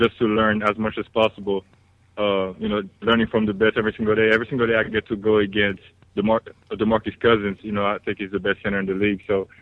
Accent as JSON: {"language": "English", "country": "Haiti", "moved": "yes", "said": "I'm from Haiti"}